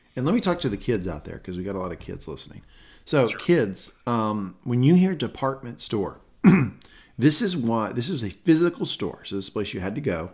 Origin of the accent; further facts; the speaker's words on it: Southern United States, United States; accent: Southern; that Southern accent